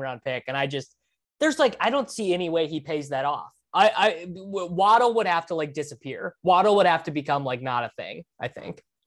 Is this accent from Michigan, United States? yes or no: no; Kansas, United States; we're all from Kansas